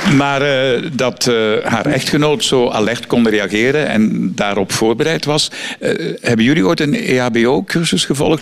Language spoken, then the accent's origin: Dutch; Flanders, Belgium; bij ons in Vlaanderen